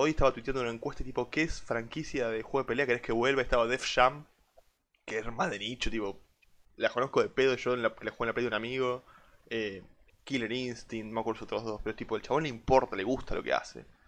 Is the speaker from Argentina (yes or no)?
yes; Argentina; como argentino